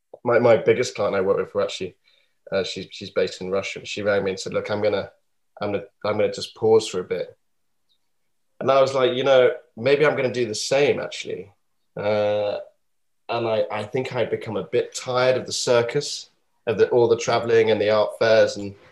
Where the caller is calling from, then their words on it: Yorkshire and the Humber, United Kingdom; From North Yorkshire, from a place called Sutton Park, which is a beautiful Regency. We call them like stately homes here in England